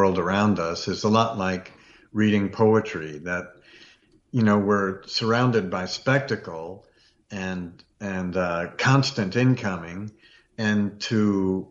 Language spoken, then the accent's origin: English; Virginia, United States; I grew up in Virginia a lot